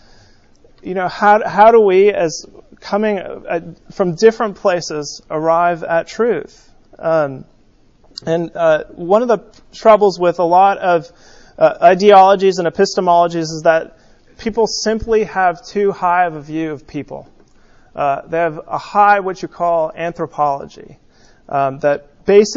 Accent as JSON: {"language": "English", "region": "California", "country": "United States", "tie": "born or raised there", "said": "When I was growing up in California"}